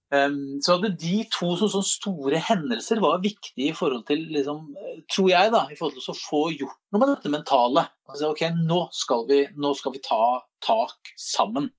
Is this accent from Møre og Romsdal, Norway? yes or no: no; Drammen, Buskerud, Norway; som vi er stolte av som drammensere